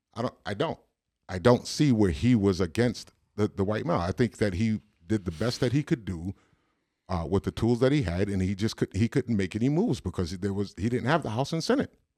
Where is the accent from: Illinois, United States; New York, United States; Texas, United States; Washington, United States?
New York, United States; New York City; I'm from Brooklyn